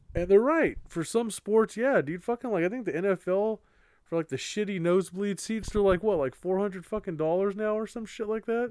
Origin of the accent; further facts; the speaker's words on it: California, United States; We're from California